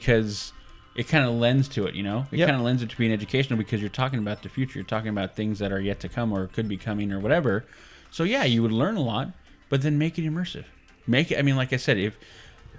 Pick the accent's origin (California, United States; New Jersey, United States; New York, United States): California, United States; Born and raised in California, love my state.